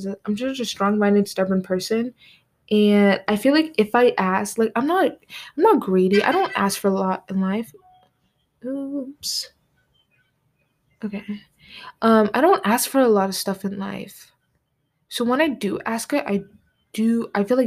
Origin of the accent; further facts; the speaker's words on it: United States; being an American, going to an American high school